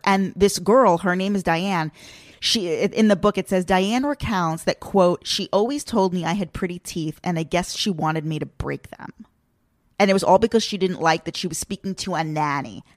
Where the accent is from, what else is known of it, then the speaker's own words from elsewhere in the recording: Long Island, New York, United States; It's not my hometown, but I guess you could say my general hometown is Long Island